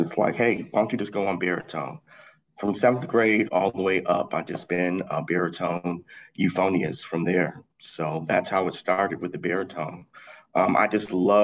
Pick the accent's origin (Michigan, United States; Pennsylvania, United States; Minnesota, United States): Michigan, United States; Southfield; also born or lived in Detroit, Michigan; born and raised in Detroit, Michigan. Moved out to Southfield, Michigan when I was a young boy